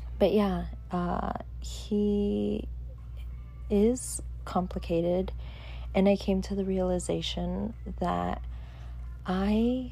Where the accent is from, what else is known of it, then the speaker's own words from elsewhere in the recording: Southern California, United States; I'm from SoCal.